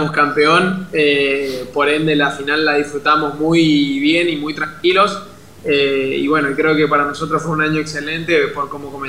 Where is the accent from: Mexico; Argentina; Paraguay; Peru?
Argentina; Puerto Iguazú, Misiones; yo soy de Puerto Iguazú